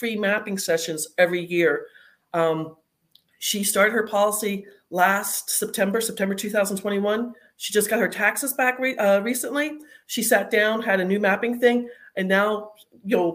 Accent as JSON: {"language": "English", "region": "Arizona", "country": "United States", "moved": "as an adult", "lives_now": "North Carolina, United States", "said": "I was originally from Arizona. I just moved to North Carolina in the last few weeks"}